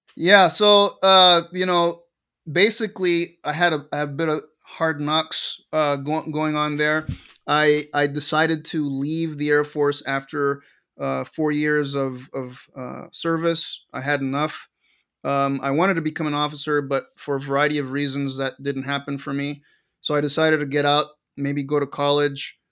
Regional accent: Caracas, Capital District, Venezuela; moved away; also born or lived in Montana; I grew up in Caracas, Venezuela

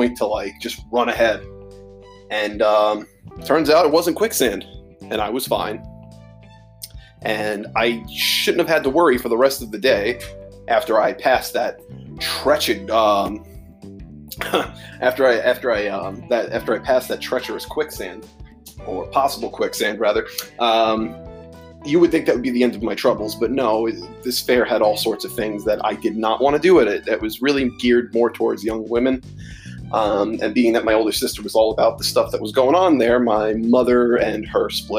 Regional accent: New York, United States; growing up in New York as a kid

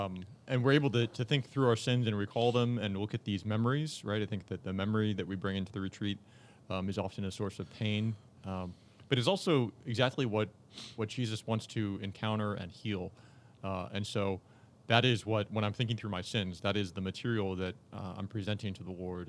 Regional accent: Tyler, Texas, United States; I'm from Tyler, Texas.

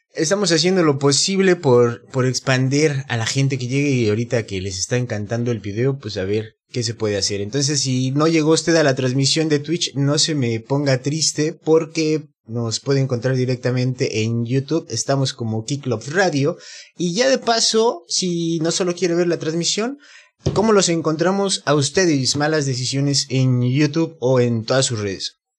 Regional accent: Mexico City, Mexico; now in Mérida, Mexico; mi ciudad de, México

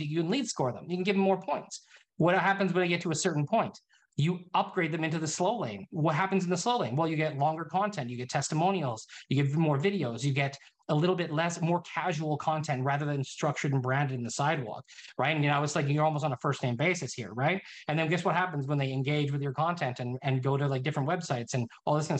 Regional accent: Canada; also born or lived in Summerland, British Columbia; I'm Canadian

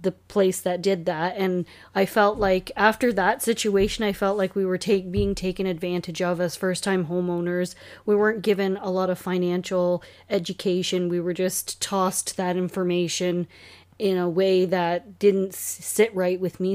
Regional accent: Hamilton, Ontario, Canada; now in Cayuga, Canada; we are both from Hamilton

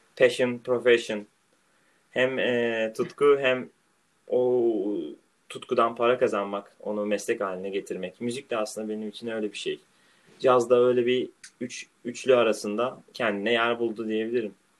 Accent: Marmaris, Muğla, Turkey; now in Rotterdam, Netherlands; benim büyüdüğüm yer olan Marmaris

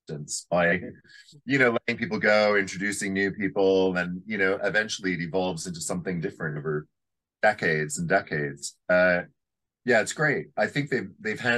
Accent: Canada; I remember being a very young boy and growing up in Canada

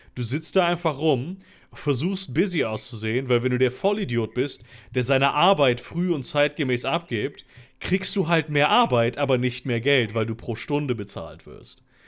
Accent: Cologne, North Rhine-Westphalia, Germany; Ich bin ja in Köln geboren.

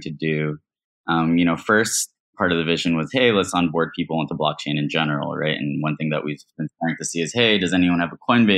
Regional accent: New York, United States; moved away; I'm actually a New Yorker.

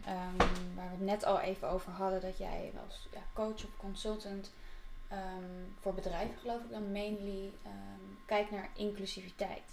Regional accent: The Hague, South Holland, Netherlands; now in Amsterdam, Netherlands; in Den Haag, waar ik vandaan kom.

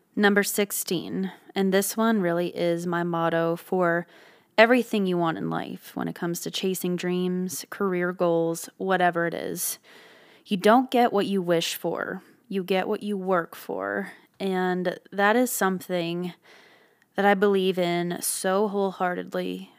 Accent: Ottawa, Ontario, Canada; moved away; I was from Ottawa, Canada

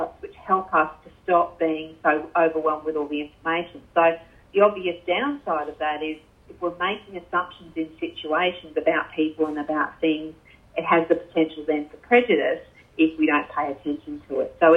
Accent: North Queensland, Australia; you and I are both from North Queensland

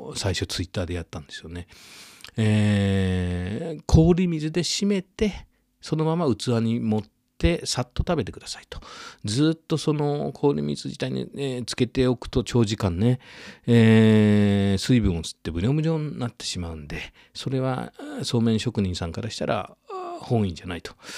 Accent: Yamatokoriyama, Nara, Japan; 僕は実はその奈良県の郡山高校出身だった

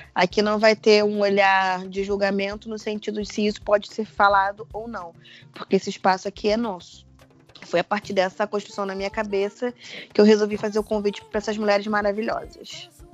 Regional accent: Rio de Janeiro, Brazil; moved away as an adult; now in São Paulo, Brazil; eu hoje moro em São Paulo, tenho um ano, moro no centro de São Paulo, mas sou carioca.

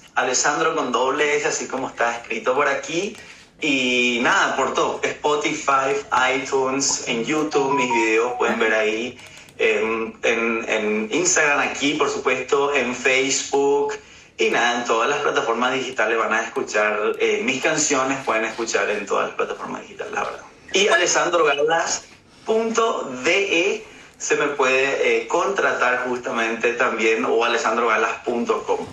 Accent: Paraguay; now in Germany; yo soy de Paraguay, así que tengo la cultura paraguaya y bueno, mi papá es alemán y vivo aquí en Alemania

